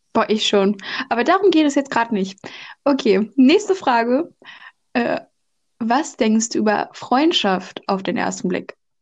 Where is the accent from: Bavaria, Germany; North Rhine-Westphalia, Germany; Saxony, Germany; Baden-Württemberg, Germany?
North Rhine-Westphalia, Germany; moved away as an adult; now in France; normalerweise komme ich aus NRW